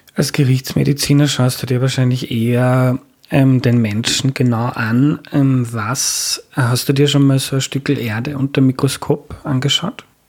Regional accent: Austria; bei uns in Österreich

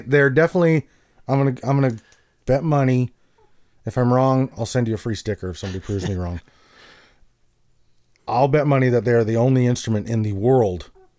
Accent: Edmonton, Alberta, Canada; I'm from the Edmonton, Northern Prairie, oil country area.

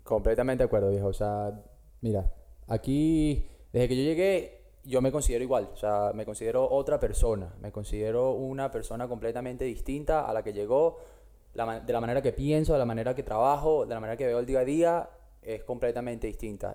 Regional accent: Caracas, Capital District, Venezuela; moved away as an adult; now in Australia; yo soy de Caracas, estudié comunicación social en la Monte Ávila hasta que, como todos sabemos, el país se fue para la mierda y yo agarré mis maletas en el 2013

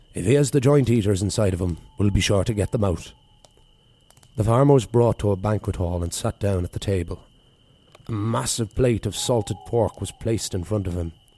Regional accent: East Coast of Ireland, Ireland; moved away; experiences of my life growing up on the East Coast there

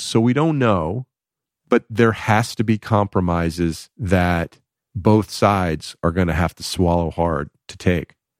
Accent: Atlanta, Georgia, United States; moved away as an adult; also born or lived in New York City / Los Angeles; I grew up in Atlanta

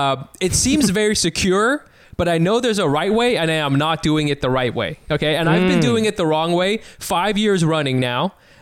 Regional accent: California, United States; from Southern California, and I know it is

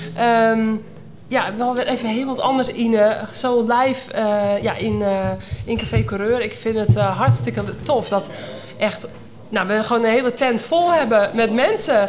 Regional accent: North Holland, Netherlands; Dat zijn wij natuurlijk in Noord-Holland niet gewend, waar ik vandaan kom

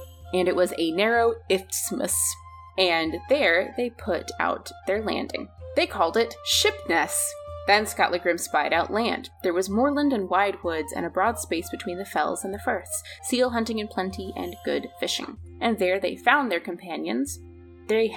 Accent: Alaska, United States; I'm from Alaska

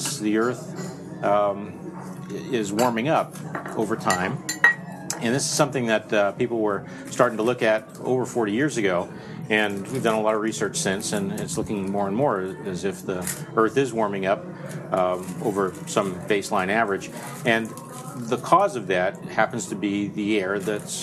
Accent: New Jersey, United States; moved away; I'm from Jersey. I'm a guy from Jersey, and it's a foreign land

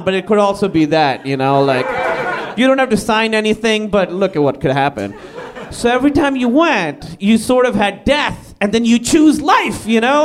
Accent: Karachi, Sindh, Pakistan; moved away; I grew up in Karachi, Pakistan

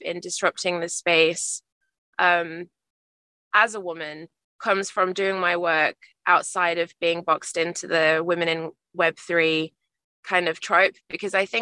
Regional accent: Australia; I've been referred to as some Australian wife

